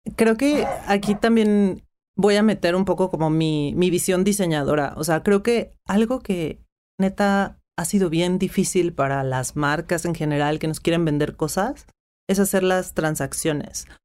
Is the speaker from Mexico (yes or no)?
yes; Mexico; first language Spanish; yo soy mexicana, he hablado español, aprendí inglés en una escuela primaria